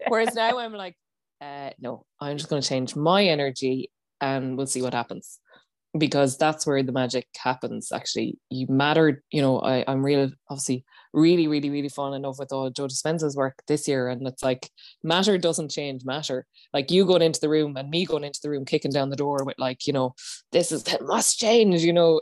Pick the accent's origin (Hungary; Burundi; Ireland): Ireland; as Irish people